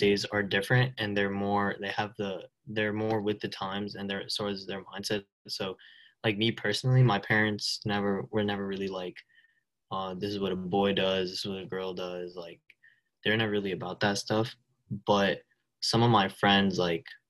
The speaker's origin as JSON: {"language": "English", "region": "New Jersey", "country": "United States", "said": "So I'm from New Jersey. I'm 16"}